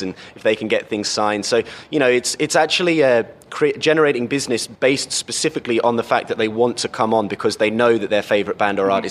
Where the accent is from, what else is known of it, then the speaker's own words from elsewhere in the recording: Cambridge, East of England, United Kingdom; I come from England. I come from a city called Cambridge